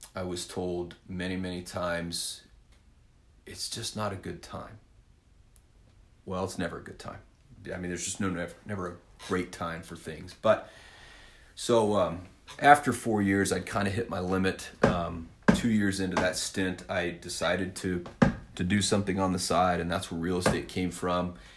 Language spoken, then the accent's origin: English; Winfield, Kansas, United States; I am originally from Winfield, Kansas. If you need to know that, small town in south central Kansas